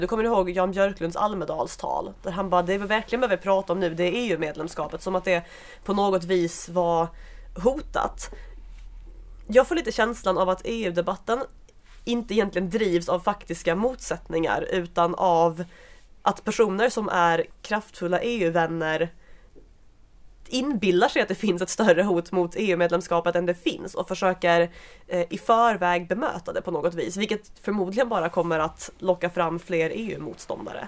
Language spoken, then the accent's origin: Swedish; Skåne, Sweden; now in Stockholm, Sweden; där jag kommer ifrån i Skåne.